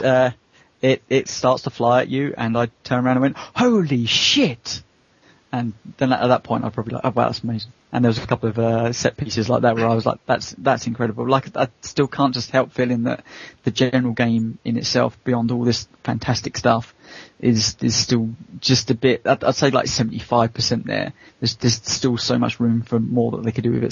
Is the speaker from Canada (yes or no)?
no; United Kingdom; I as a British person